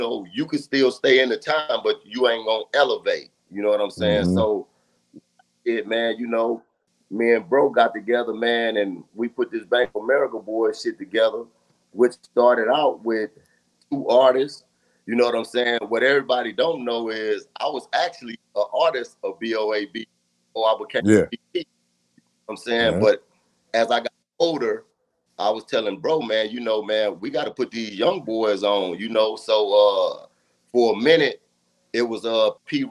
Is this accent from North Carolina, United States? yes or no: no; Louisiana, United States; I grew up in the South, Louisiana, you know, the North, Northeast